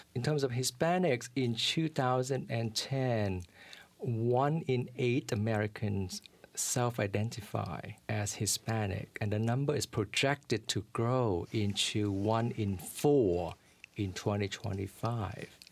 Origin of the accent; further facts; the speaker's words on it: Vietnam; now in New York City, United States; I'm a refugee from Vietnam